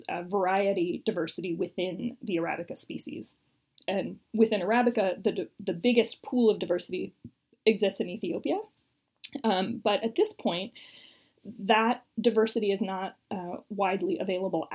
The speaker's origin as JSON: {"language": "English", "country": "United States", "said": "I'm American"}